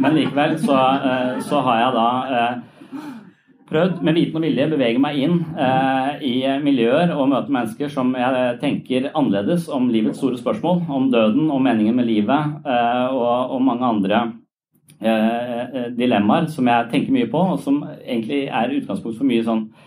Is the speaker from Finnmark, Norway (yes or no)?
no; Tønsberg, Vestfold, Norway; moved away; jeg er fra Tønsberg